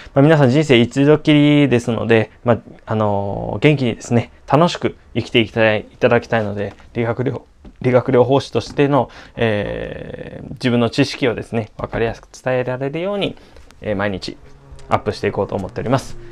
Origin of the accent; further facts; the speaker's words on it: Okinawa, Japan; 私沖 縄出身でもあるので